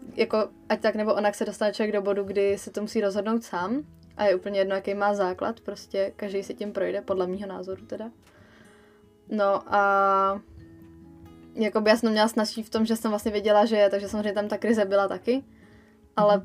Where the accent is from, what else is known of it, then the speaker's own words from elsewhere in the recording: Czechia; jsem prostě Čech v dnešní době